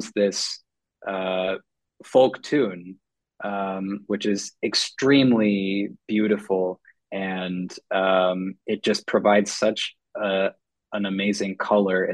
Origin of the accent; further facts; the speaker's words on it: Minneapolis, Minnesota, United States; I grew up in Minneapolis